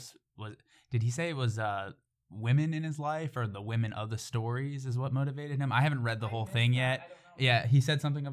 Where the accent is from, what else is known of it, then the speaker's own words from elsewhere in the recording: United States; I'm an American